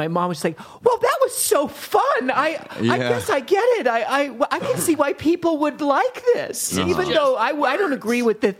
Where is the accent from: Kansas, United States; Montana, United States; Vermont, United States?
Montana, United States; now in New York, United States; I'm from Montana.